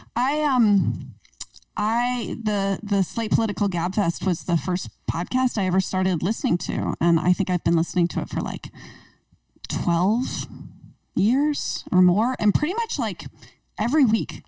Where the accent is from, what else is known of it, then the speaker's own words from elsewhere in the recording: East Coast, United States; now in Portland, United States; I grew up in the East Coast